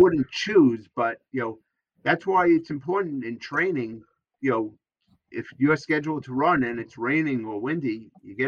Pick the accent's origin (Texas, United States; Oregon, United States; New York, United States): New York, United States; New York City; it's just, you know, my hometown